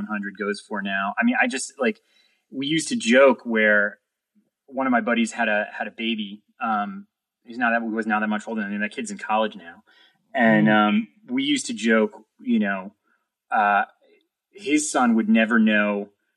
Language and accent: English; New York City, New York, United States; growing up in New York City